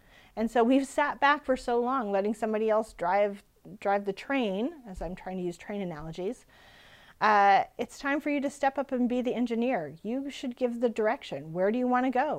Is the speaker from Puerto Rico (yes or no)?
no; Regina, Saskatchewan, Canada; I'm from Regina